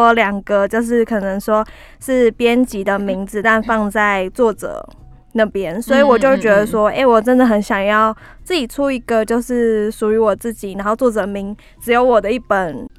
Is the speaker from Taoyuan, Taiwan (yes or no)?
no; Taipei, Taiwan; also born or lived in United States; 其实我出生在美国，但是回来了以后就一直住在台北。